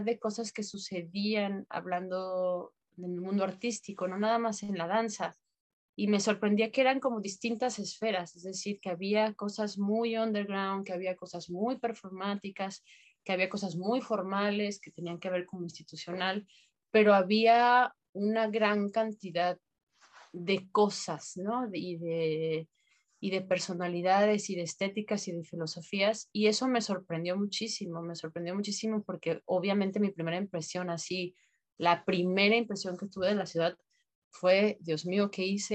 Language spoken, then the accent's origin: Spanish; Guadalajara, Jalisco, Mexico; moved away as an adult; also born or lived in Mazatlán, Sinaloa; now in Tijuana, Mexico; en Guadalajara, donde yo nací, había una donde había secundaria.